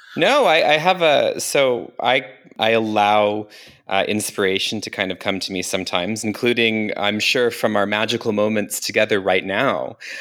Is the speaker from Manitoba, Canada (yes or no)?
no; Calgary, Alberta, Canada; now in Germany; Calgary, my hometown